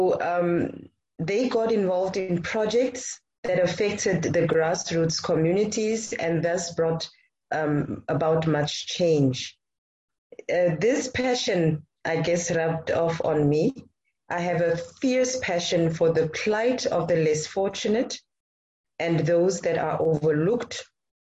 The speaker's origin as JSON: {"language": "English", "country": "Namibia", "tie": "born or raised there", "said": "I am born and I live in Namibia"}